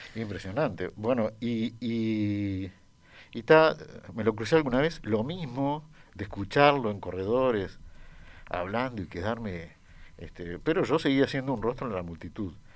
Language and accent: Spanish; Uruguay; yo crecí en Uruguay